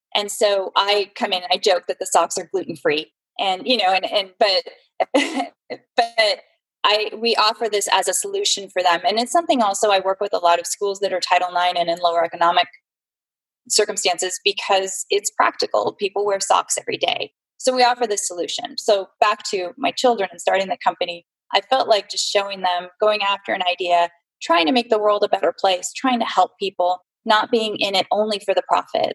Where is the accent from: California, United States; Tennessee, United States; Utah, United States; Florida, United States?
California, United States; San Jose; I'm a native Californian, very rare, actually, born and raised in San Jose.